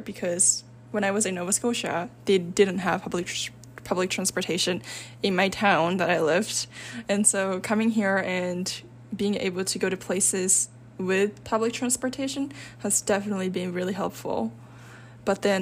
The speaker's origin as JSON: {"language": "English", "region": "Osaka", "country": "Japan", "said": "I'm from Osaka"}